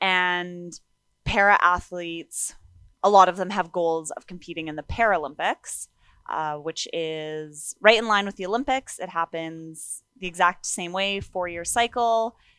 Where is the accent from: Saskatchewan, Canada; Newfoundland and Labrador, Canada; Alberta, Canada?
Alberta, Canada; Sherwood Park; also born or lived in Kenora, Ontario; So I was born in Kenora, Ontario. And then my family moved out here to Sherwood Park, Alberta.